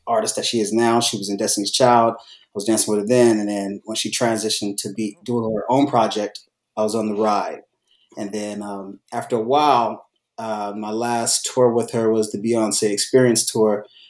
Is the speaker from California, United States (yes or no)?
yes; Bay Area, California, United States; now in Los Angeles, United States; I was born in the Bay Area.